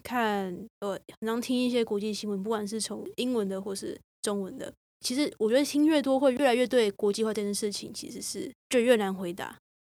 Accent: Taiwan; 我自己身为台湾人，然后也是一副台湾人的长相

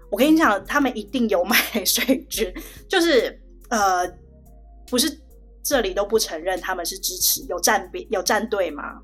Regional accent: Taiwan; moved away as an adult; now in Shanghai, China; 我在台湾出生长大

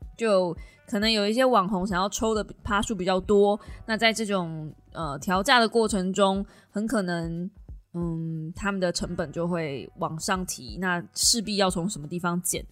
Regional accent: Kaohsiung, Taiwan; 就身为高雄人

